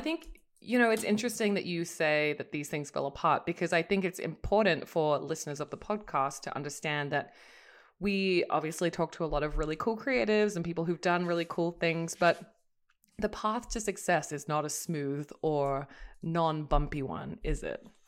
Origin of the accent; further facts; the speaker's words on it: Australia; an Australian